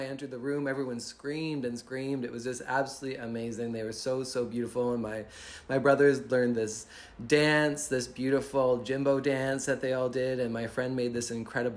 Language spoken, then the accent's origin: English; London, Ontario, Canada; now in Victoria, Canada; I'm from London, Ontario.